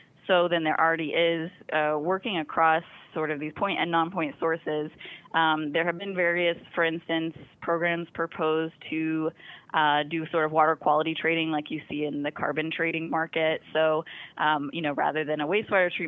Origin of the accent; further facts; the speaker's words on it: Arkansas, United States; moved away; also born or lived in Arizona; I'm from Arkansas, and every time I come home to visit